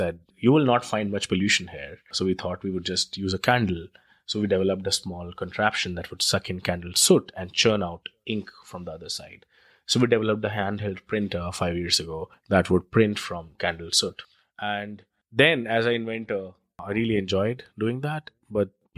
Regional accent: New Delhi, Delhi, India; moved away; I come from India, and I grew up in New Delhi, which is one of the most polluted cities in the world

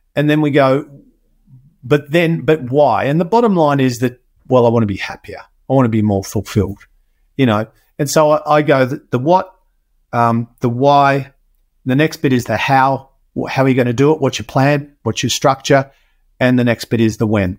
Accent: Australia; I was born in Australia

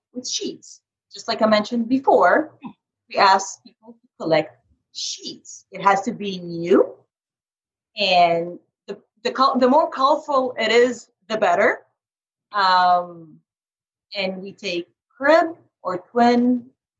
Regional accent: Carmel, Indiana, United States; my hometown. It's called Carmel, Indiana.

